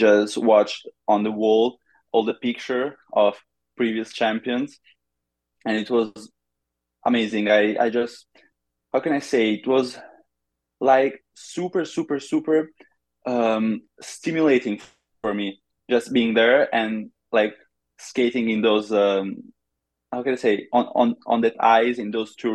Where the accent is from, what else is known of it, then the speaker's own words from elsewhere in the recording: Monza, Lombardy, Italy; I'm from Monza near Milan